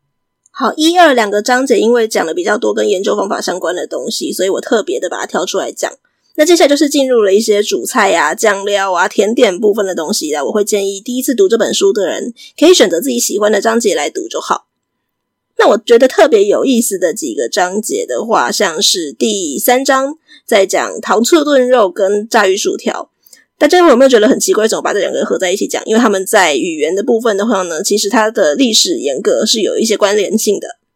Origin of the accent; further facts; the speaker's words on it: Taiwan; 我们大部分是在台湾是学美式英语长大的嘛，所以我们就会很自然学到一个词叫做 appetizer